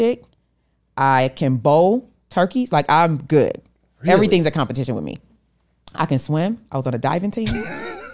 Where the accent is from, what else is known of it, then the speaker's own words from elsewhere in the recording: Rochester, New York, United States; I was from Rochester, New York